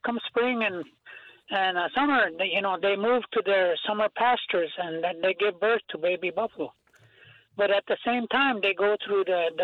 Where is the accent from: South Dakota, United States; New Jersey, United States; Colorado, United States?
South Dakota, United States; Rosebud Indian Reservation; also born or lived in Twin Cities; I'm from Rosebud Indian Reservation.